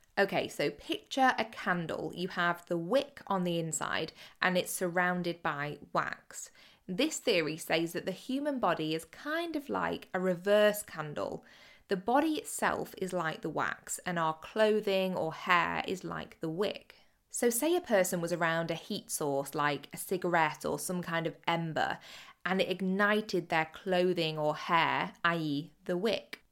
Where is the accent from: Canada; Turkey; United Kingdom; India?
United Kingdom; Cheshire and Greater Manchester, North West England; I grew up in Cheshire and Greater Manchester